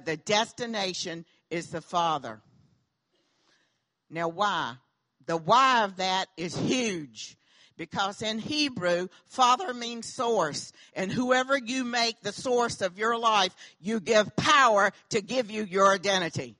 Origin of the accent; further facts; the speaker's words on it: the South, United States; accent: southern; my southern accent